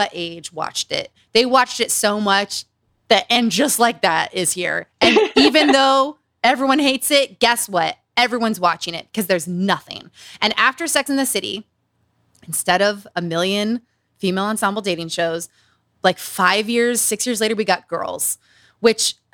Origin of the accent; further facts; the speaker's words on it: Utah, United States; Growing up in Utah